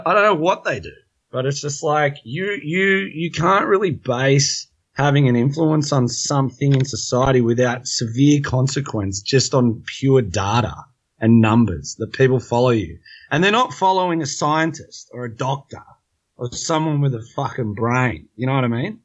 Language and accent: English; Australia; We're from Australia and it's always sort of driven down your throat as an Aussie when you grow up